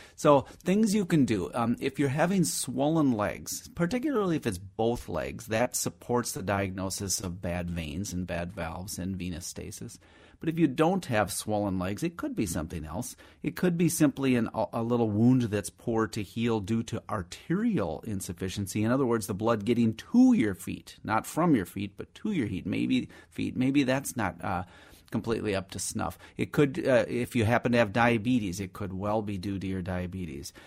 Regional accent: Minnesota, United States; also born or lived in Madison, Wisconsin; we came over to Minnesota when I was just a, literally an infant or a toddler

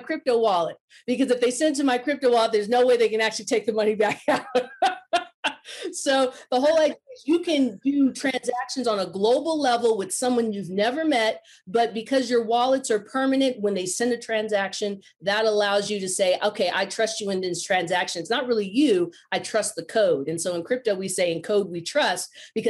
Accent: Silicon Valley, California, United States; moved away; I'm originally from Silicon Valley

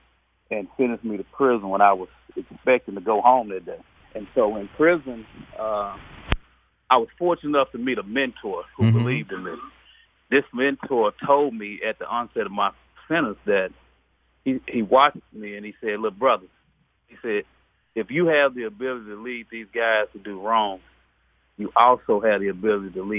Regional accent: Dallas, Texas, United States; I was born and raised here in Dallas, born and raised in South Dallas

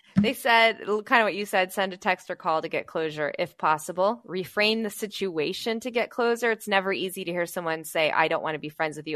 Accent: West Chicago, Illinois, United States; my hometown of West Chicago

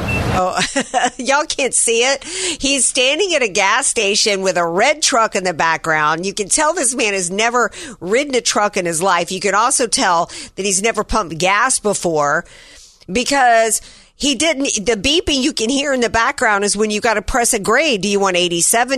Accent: Deep South, United States; when I grew up in the deep south, nothing was open on a Sunday.

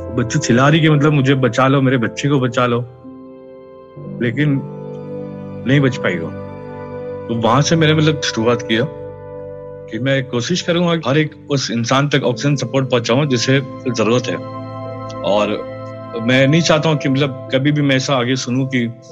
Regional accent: Mumbai, Maharashtra, India; मैं महाराष्ट्र मुंबई से हूँ और और मेरा बचपन एक बहुत ही कठिन स्थिति से गुजरा है

